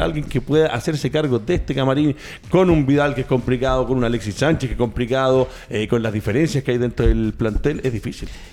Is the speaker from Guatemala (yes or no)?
no; Chile; somos los chilenos